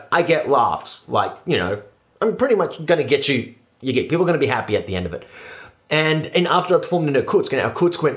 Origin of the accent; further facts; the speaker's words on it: Australia; now in Moscow, Russia; I'm from Australia